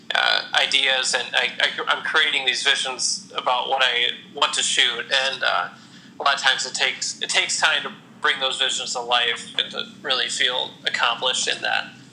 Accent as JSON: {"language": "English", "town": "Toledo", "region": "Ohio", "country": "United States", "tie": "born or raised there", "said": "I'm born and raised in Toledo. I've lived here my whole life. I live in Genoa, actually, which is a suburb of Toledo"}